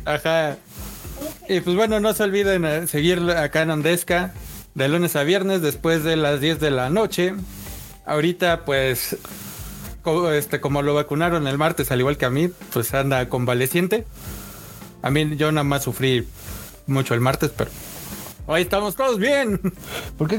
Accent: Mexico

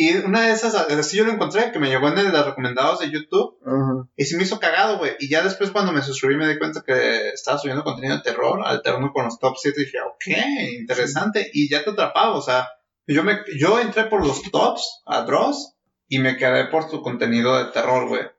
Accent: Mexico

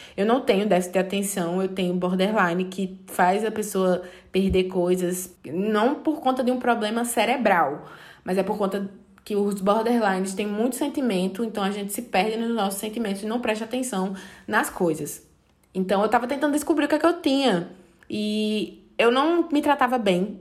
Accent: Serra Talhada, Pernambuco, Brazil; now in João Pessoa, Brazil; Eu sou do interior de Pernambuco, Serra Talhada

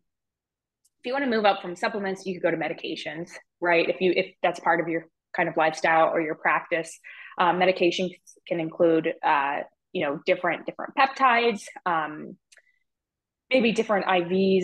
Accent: Ohio, United States; I'm from Ohio

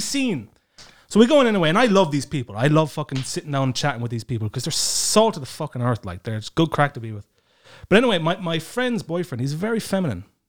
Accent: Dingle Peninsula, Kerry, Munster, Ireland; now in Estonia; I'm from the Dingle Peninsula

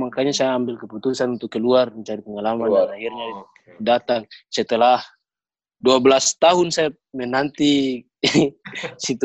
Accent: Ternate, North Maluku, Indonesia; born there; saya pimpin teman-teman untuk datang ke Ternate saya punya punya target waktu datang ke tanah kelahiran saya sendiri sebagai lawan

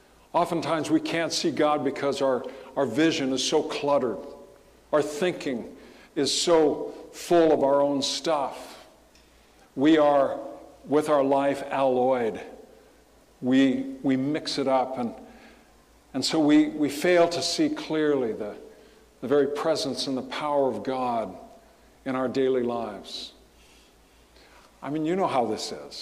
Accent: Southern California, United States; growing up in Southern California

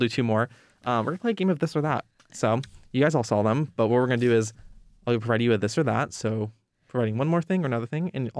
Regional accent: Salem, Oregon, United States; I'm from Salem.

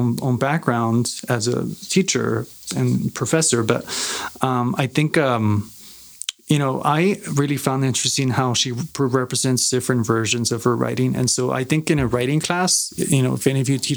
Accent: Ciudad Juárez, Chihuahua, Mexico; it's my Spanish, you know, because I grew up in Juarez

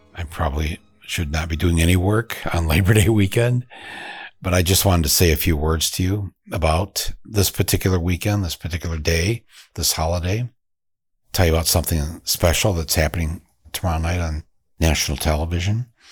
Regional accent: Flint, Michigan, United States; my hometown of Flint, Michigan.

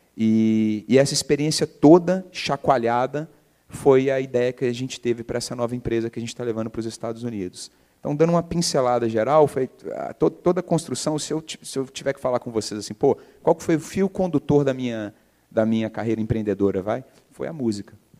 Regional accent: Belo Horizonte, Minas Gerais, Brazil; also born or lived in England; eu nasci em BH, é, formei em publicidade e propaganda lá, por incrível que pareça, PUC-MG

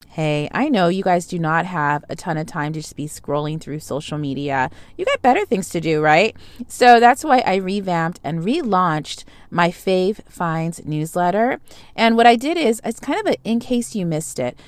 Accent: Los Angeles, California, United States; growing up in Los Angeles

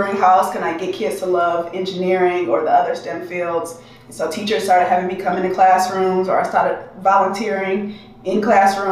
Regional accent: Detroit, Michigan, United States; moved away as an adult; now in San Diego, United States; I am originally from Detroit, and I've been in San Diego for 7 years

